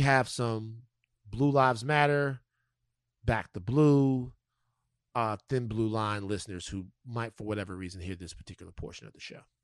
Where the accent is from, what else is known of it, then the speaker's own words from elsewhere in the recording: Louisiana, United States; my home state of Louisiana